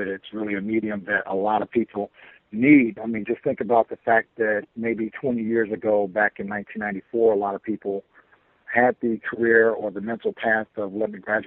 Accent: Chicago, Illinois, United States; also born or lived in Florida; I was born and raised in Chicago

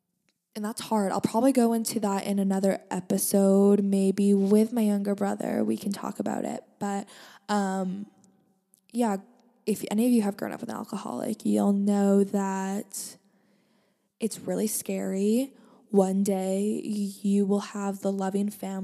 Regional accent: Langley, British Columbia, Canada; I am from Langley, British Columbia, Canada

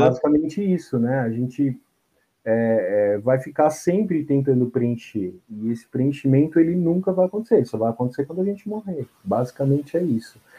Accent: São Paulo, Brazil; eu nasci na Barra Funda, né? Que é o bairro bem uhum. próximo ali, né? Bairro vizinho.

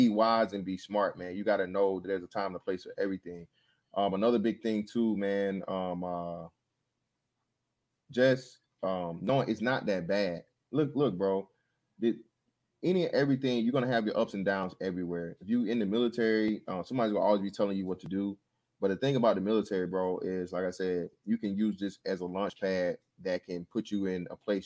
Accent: Macon, Georgia, United States; I am from Macon, Georgia

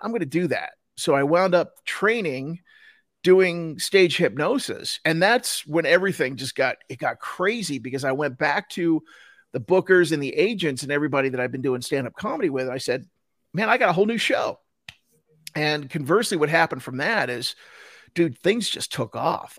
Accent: New Jersey, United States; now in Salt Lake City, United States; I grew up in, in, in Jersey and all my family's back in, in Jersey

